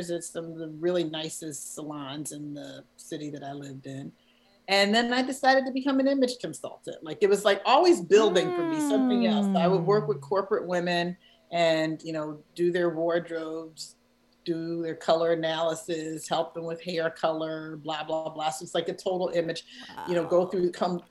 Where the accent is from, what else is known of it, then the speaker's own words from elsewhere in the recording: Philadelphia, Pennsylvania, United States; moved away as an adult; also born or lived in Chicago, United States; it's my hometown.